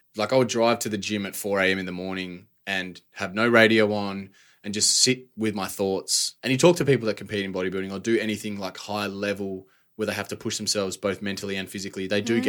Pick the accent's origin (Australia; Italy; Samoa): Australia; Perth, Western Australia; now in Melbourne, Australia; Yeah, I grew up in a pretty normal household, I'd say. I got a brother and a sister. Pretty lucky to grow up on a decent sized house back in WA.